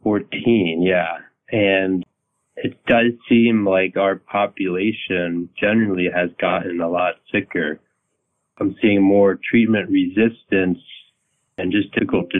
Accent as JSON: {"language": "English", "town": "Alexandria", "region": "Virginia", "country": "United States", "tie": "born or raised there", "said": "I'm a Virginia native. I grew up in Alexandria, Virginia"}